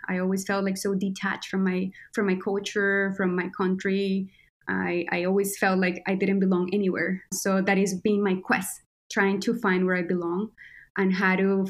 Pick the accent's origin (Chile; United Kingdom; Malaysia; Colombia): Colombia; Quindío; moved away; I'm a Colombian creator. That's how I like to call myself. And I was born and raised in Colombia, in Quindío, which is the tiniest state in Colombia, and is traditionally known for coffee.